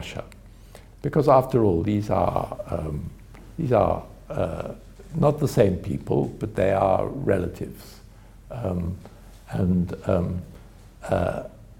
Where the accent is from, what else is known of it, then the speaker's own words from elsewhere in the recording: United Kingdom; my country, in Britain